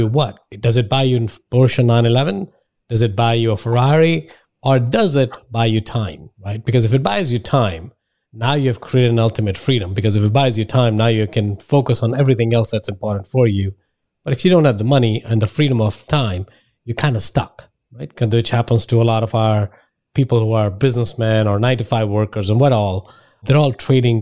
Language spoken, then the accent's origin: English; India; moved away; I'm from India